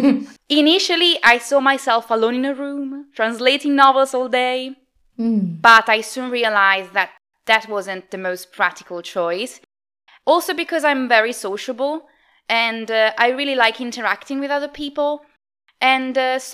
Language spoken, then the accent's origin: English; Italy; I was born and raised in Italy